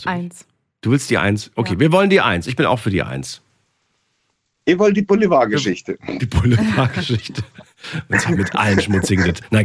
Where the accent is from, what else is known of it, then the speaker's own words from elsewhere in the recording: Heilbronn, Baden-Württemberg, Germany; Ja, aus Heilbronn.